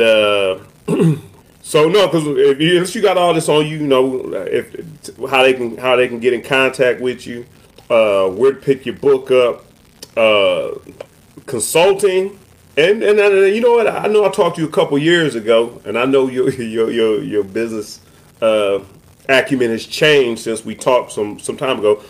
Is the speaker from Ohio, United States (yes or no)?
yes; Cleveland, Ohio, United States; moved away; I'm from the Midwest and I grew up Big Ten